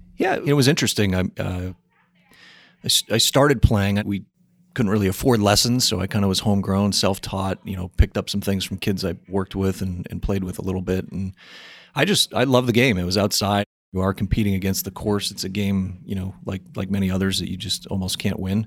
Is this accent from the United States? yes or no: yes; New Hampshire, United States; I was born and raised up in New Hampshire